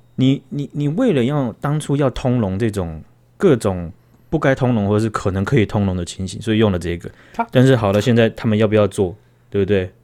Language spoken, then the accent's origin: Chinese; Taiwan; 我们台湾人